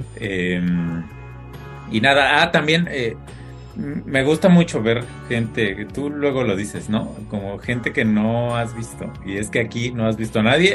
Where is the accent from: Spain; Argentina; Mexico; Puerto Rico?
Mexico; moved away; soy mexicano